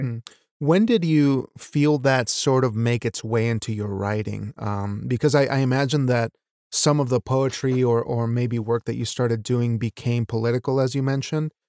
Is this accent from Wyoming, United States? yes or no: yes; Wyoming, United States; a Mexican American who was raised in Wyoming, the state of Wyoming of all places